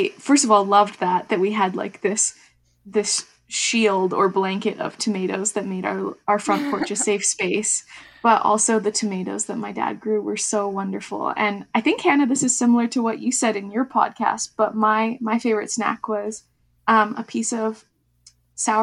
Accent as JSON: {"language": "English", "region": "Ontario", "country": "Canada", "tie": "born or raised there", "moved": "yes", "said": "I grew up on Anishinaabe territory in so-called Ontario, and now I'm currently located in Kwungan and Wasanich territories."}